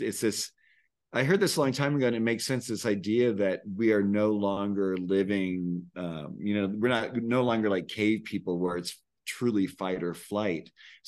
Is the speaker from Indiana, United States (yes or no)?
no; California, United States; now in Santa Fe, United States; I came from the Bay Area where I was like, always felt like I was a human doing. And then I moved to Santa Fe thinking I'd be a human being.